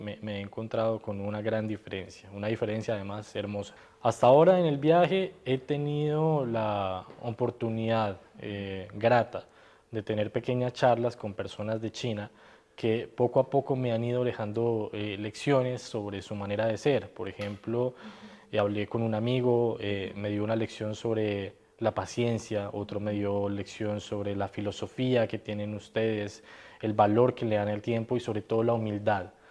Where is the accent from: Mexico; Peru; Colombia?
Colombia